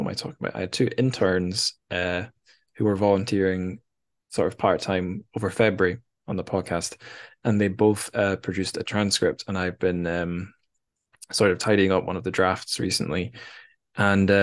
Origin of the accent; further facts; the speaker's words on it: Scotland, United Kingdom; I'm from Scotland